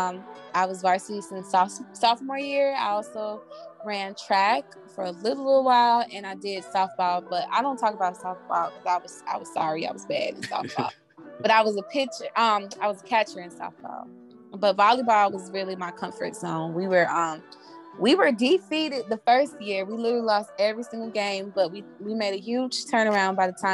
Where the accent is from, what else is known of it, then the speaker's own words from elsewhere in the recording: Opa-locka, Florida, United States; also born or lived in La Ceiba, Honduras; I was raised in Opa Locka, Florida